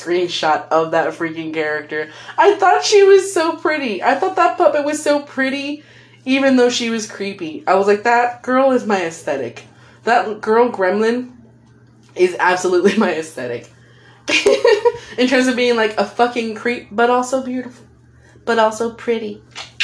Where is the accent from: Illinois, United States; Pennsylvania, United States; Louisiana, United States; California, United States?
California, United States; That's just my accent, man. I'm a California girl.